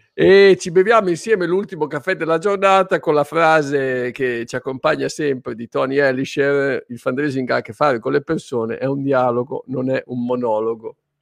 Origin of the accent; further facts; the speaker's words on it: Emilia-Romagna, Italy; io sono romagnolo